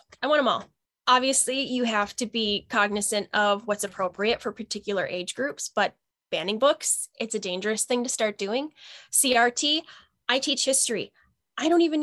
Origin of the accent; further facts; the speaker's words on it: Northern Wisconsin, United States; I experienced a lot of racism and discrimination growing up in Northern Wisconsin